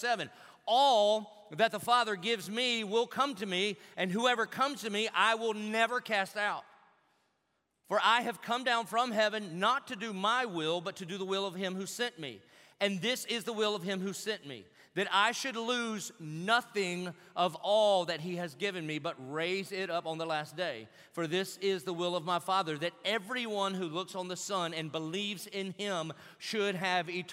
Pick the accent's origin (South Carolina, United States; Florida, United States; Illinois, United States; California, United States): Florida, United States; Jacksonville